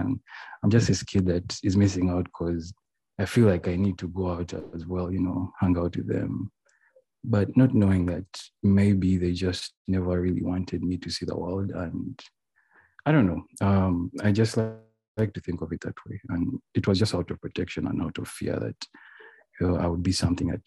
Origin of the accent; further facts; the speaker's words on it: Uganda; moved away as an adult; also born or lived in United States; I'm from Uganda. So yeah, I got a chance to go to the United States of America at the age of 18.